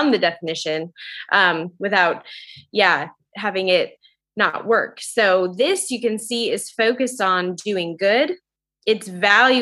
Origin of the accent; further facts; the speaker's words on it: Idaho, United States; moved away; I grew up in Idaho, and I find myself back here